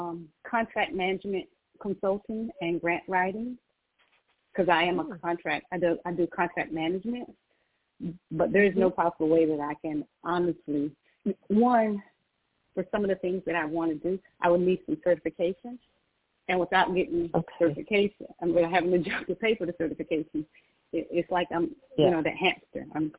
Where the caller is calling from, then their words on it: Georgia, United States; I'm calling from Georgia